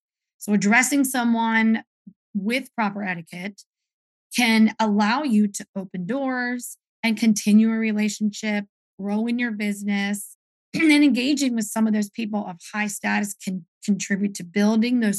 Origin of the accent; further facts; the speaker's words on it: the North, United States; moved away as an adult; also born or lived in the South; growing up north and going to college in the south